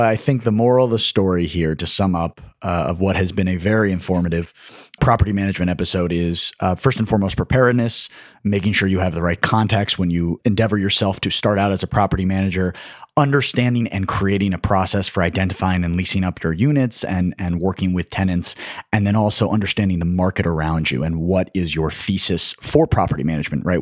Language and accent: English; New York City, New York, United States; I was from New York